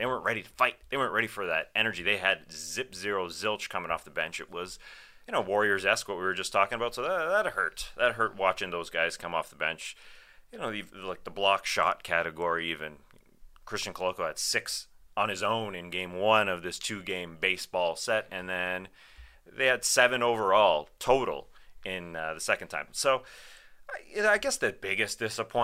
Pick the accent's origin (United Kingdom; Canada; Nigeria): Canada; I'm Canadian